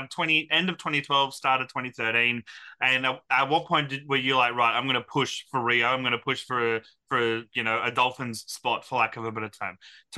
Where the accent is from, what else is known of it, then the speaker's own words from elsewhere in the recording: Brisbane, Queensland, Australia; I was born in Brisbane.